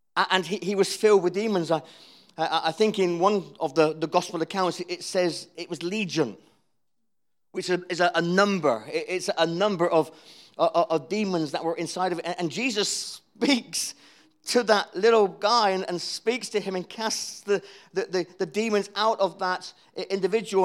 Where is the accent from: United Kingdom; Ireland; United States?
United Kingdom; Cornwall, South West England; I'm Cornish